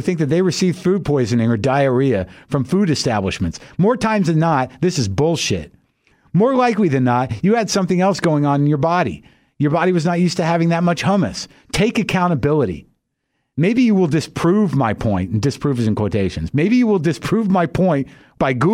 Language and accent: English; United States; I, as an American